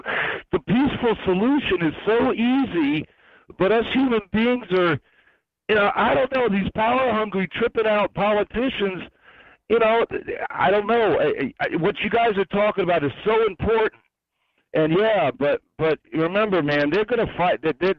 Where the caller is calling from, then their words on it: South Carolina, United States; South Carolina.